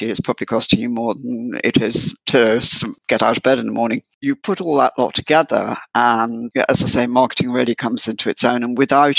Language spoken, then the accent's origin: English; United Kingdom; I'm from UK